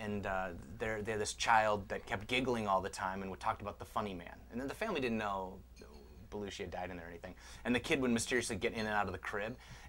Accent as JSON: {"language": "English", "town": "Chicago", "region": "Illinois", "country": "United States", "lives_now": "Los Angeles, United States", "said": "I'm from Chicago."}